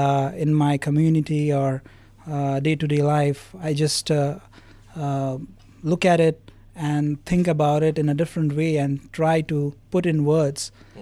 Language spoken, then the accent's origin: English; Satara, Maharashtra, India; I am basically from Satara.